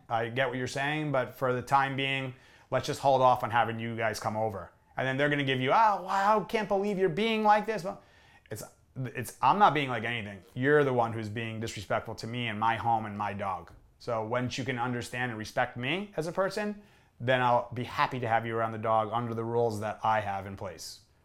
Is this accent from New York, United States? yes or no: yes; New York area, United States; I grew up in New York area